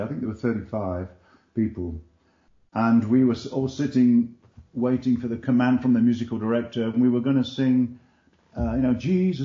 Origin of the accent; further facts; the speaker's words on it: England, United Kingdom; when I was like 7 or 8 years old, growing up in England